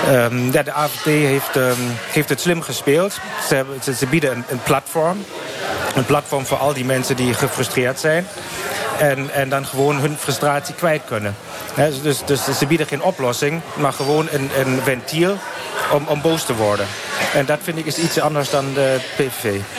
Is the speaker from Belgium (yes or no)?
no; Hanover, Lower Saxony, Germany; accent: German; Dutch is a second language; moved away as an adult; also born or lived in Nijmegen; now in Kleve, Germany; ik kom oorspronkelijk uit Hannover